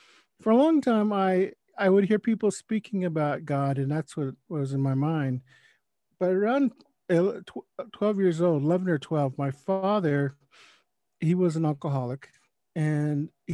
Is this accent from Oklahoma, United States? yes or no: yes; Oklahoma City, Oklahoma, United States; I grew up in Oklahoma City, but my grandmother lived in rural Oklahoma.